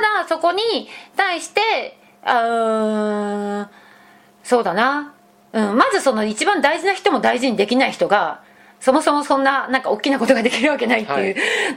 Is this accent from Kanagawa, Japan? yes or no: no; Fukuoka, Japan; moved away; 私福岡出身